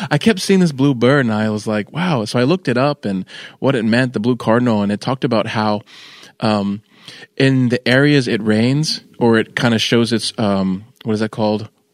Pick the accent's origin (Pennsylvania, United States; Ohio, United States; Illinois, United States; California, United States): California, United States; moved away; also born or lived in Manassas, Virginia; I'm from California